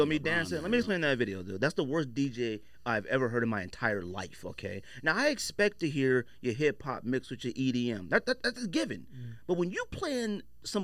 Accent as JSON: {"language": "English", "town": "Goodyear", "region": "Arizona", "country": "United States", "said": "I'm from Phoenix, Arizona. I'm Goodyear"}